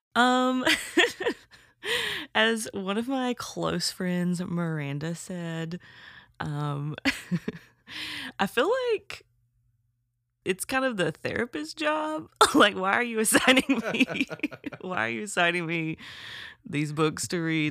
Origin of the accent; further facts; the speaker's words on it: Alabama, United States; I'm from Alabama